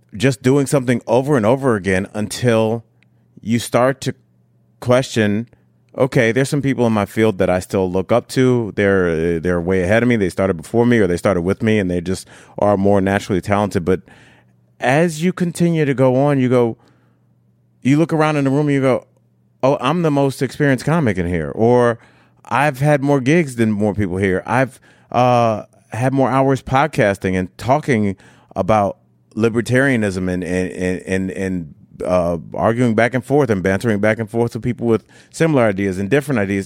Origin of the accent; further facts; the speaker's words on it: Cleveland, Ohio, United States; moved away as an adult; also born or lived in Miami, Florida; now in Denver, United States; I'm from Cleveland, Ohio, born and raised